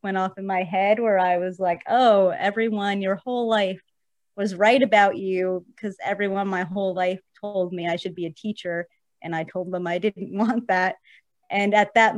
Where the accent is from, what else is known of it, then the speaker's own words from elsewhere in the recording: New Jersey, United States; also born or lived in New York City; I am originally from New York City. And I spent most of my life growing up in New Jersey and still live there today.